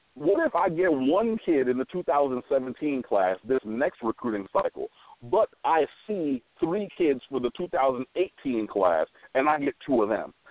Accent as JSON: {"language": "English", "region": "Michigan", "country": "United States", "said": "I'm from Michigan"}